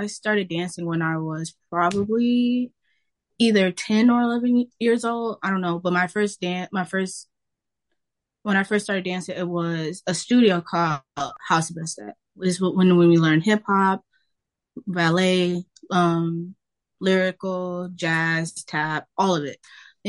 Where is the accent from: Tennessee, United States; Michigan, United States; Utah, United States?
Michigan, United States; Detroit; I'm from Detroit, Michigan, born and raised, home of the Lions.